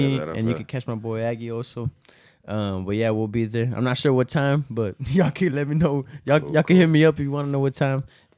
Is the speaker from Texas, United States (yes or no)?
yes; Laredo, Texas, United States; I'm from Laredo. Like, I'm going to live here my whole life. I'm going to stay here my whole life